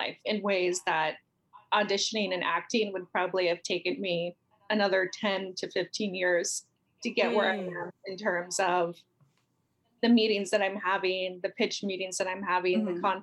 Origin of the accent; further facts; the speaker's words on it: San Francisco, California, United States; moved away as an adult; now in Los Angeles, United States; in San Francisco where I'm from the Bay Area, born and raised